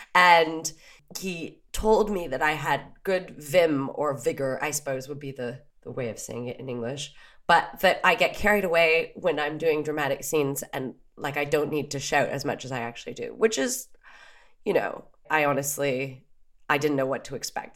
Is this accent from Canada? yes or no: yes; Canada; moved away; also born or lived in Paris; we're Canadian